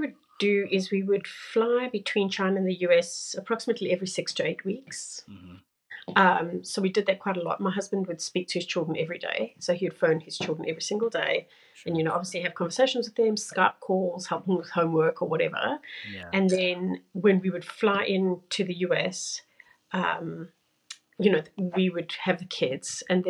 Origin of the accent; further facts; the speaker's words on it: South Africa; So I am originally from South Africa. My parents are Portuguese, but and I've moved around the world.